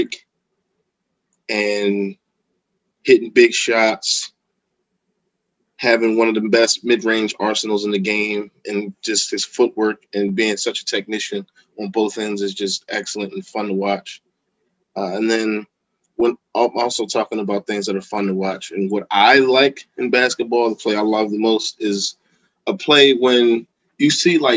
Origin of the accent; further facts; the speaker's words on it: Philadelphia, Pennsylvania, United States; growing up in Philadelphia, you're going to see a lot of people playing ball